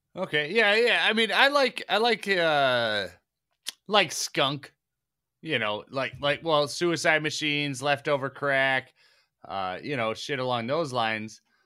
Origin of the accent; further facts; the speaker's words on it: Detroit, Michigan, United States; I'm Detroit, Michigan